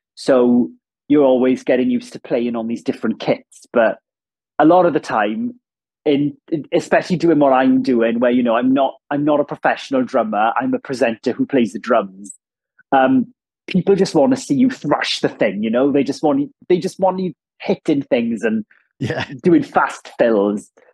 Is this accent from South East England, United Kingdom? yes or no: no; Ammanford, Wales, United Kingdom; accent: Welsh; first language Welsh; English is a second language; moved away as an adult; also born or lived in London / Cardiff; I grew up in Ammanford, which is a town in southwest Wales